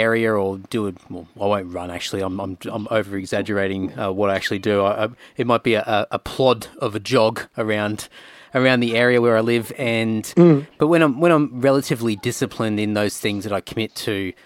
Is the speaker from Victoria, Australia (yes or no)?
no; Rockhampton, Queensland, Australia; I grew up in Rocky